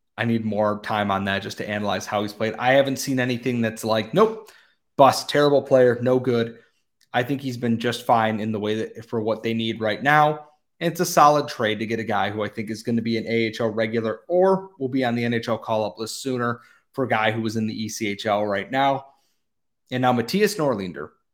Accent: United States; as an American

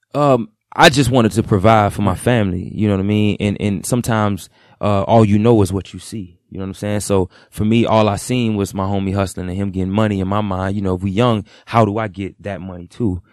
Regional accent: Broward County, Florida, United States; I'm from Broward. I grew up in Broward County, Florida

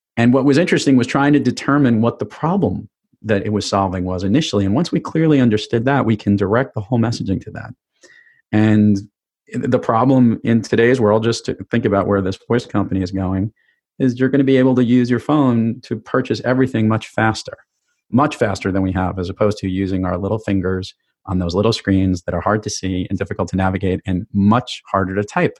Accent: New York City, New York, United States; growing up in New York City

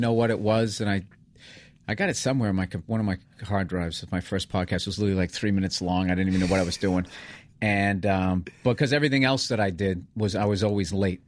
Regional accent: suburbs of Boston, Massachusetts, United States; moved away; I'm from the safe suburbs of Boston

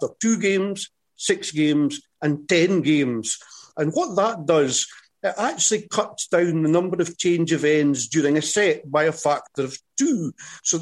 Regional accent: Scotland, United Kingdom; accent: Scottish; I'm Scottish

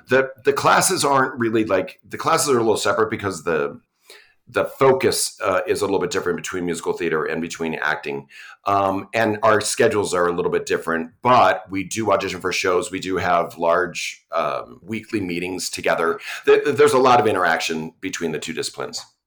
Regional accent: New York, United States; moved away as an adult; now in Utah, United States; I'm from New York, and I came here for grad school and stayed

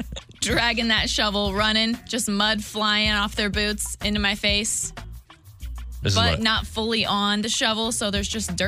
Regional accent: Waterloo, Illinois, United States; I was from Waterloo.

